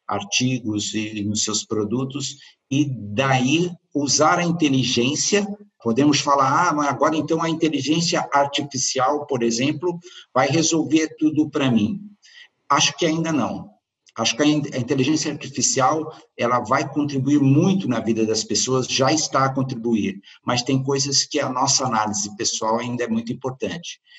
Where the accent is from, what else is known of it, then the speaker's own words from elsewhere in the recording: Brazil; now in Porto, Portugal; Eu me lembro que eu me mudei do Brasil para Portugal, para o Porto, em outubro do ano passado.